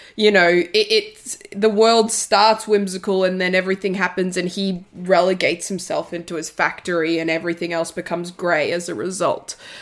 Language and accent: English; Italy; I'm from Italy